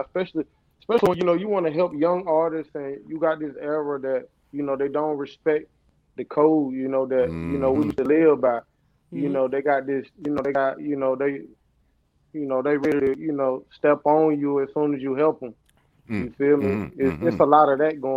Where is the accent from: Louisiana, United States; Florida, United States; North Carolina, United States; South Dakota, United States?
North Carolina, United States; Murfreesboro; I was born and raised in North Carolina, Murfreesboro. I'm from the 252